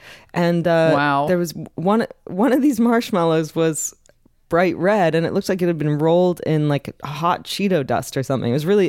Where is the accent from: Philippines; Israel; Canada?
Canada; as a Canadian